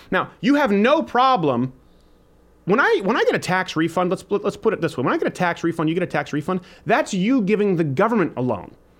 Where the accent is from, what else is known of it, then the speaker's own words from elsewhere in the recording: Canada; When I was raised in Canada